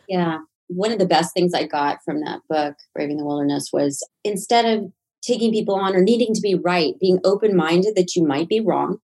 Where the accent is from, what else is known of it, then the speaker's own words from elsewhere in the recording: Nashville, Tennessee, United States; moved away; I was from Nashville, Tennessee